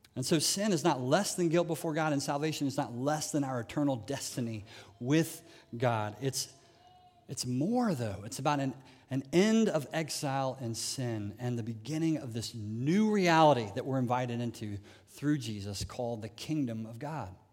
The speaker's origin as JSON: {"language": "English", "country": "United States", "said": "as an American"}